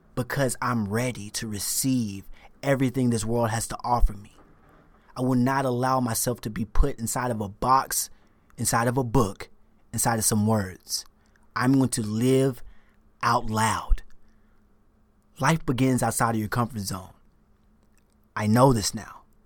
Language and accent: English; the South, United States; moved away; I'm from the South. I was raised Southern Baptist